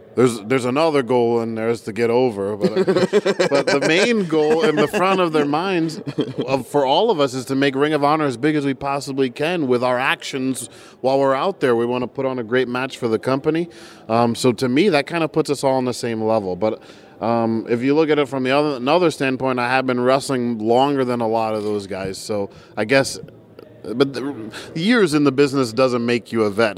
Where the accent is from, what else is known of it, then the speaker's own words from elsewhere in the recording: New Jersey, United States; now in Tampa, United States; I am a Tampa guy. Although I was born in New Jersey